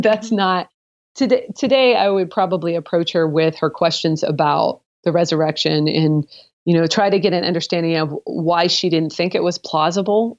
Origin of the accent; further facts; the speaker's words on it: the Northwest, Pacific Northwest, United States; I am from the Northwest